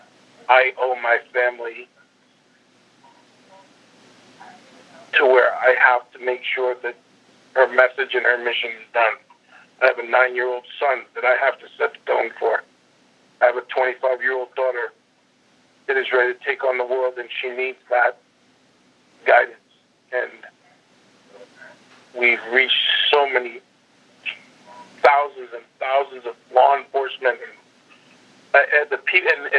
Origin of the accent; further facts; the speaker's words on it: New Jersey, United States; moved away; that small town I grew up in New Jersey